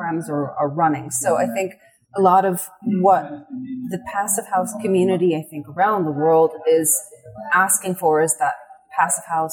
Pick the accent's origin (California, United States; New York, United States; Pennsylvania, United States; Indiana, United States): California, United States; moved away as an adult; I come originally from California. I've been on this side of the Atlantic for half of my life now